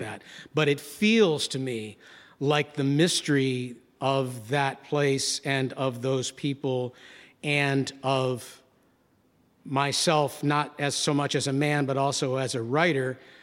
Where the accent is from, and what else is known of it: Gloversville, New York, United States; born or raised there; moved away